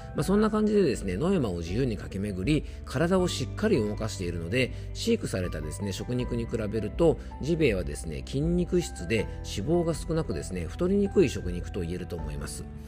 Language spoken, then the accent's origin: Japanese; Yamanashi, Japan; 僕の地元山梨県